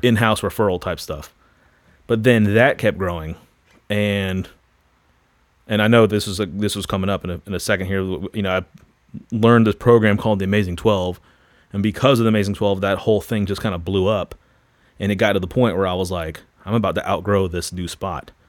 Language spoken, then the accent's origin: English; Florida, United States; moved away as an adult; also born or lived in Louisville; I grew up in Florida, r, heavily involved in the surf and skate culture.